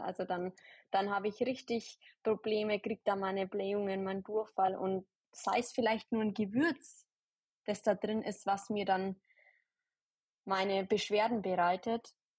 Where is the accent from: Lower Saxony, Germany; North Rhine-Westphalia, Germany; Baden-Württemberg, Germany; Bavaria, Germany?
Bavaria, Germany; near Ingolstadt; Ich komme aus der Nähe von Ingolstadt